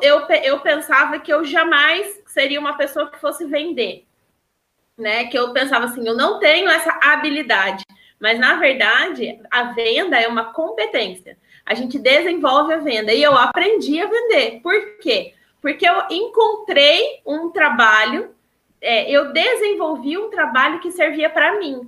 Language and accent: Portuguese; Pouso Alegre, Minas Gerais, Brazil; eu sou de Pouso Alegre